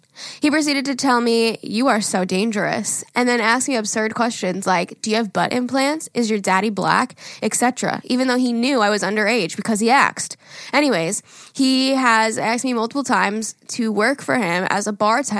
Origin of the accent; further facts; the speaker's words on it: Westbury, New York, United States; I'm from Westbury, New York.